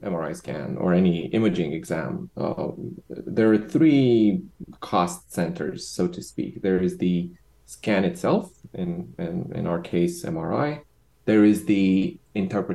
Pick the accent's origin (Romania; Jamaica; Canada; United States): Romania; moved away; also born or lived in Bucharest; I'm originally from Romania.